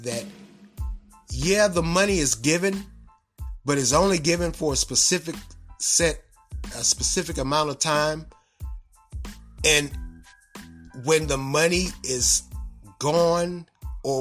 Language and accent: English; United States; we as American citizens and taxpayers